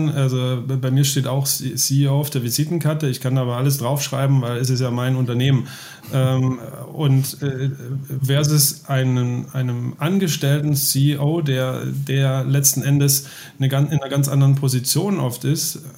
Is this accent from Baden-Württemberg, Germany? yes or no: yes; Baden-Württemberg, Germany; das ist ja für uns Schwaben auch, also ich bin ja aus Baden-Württemberg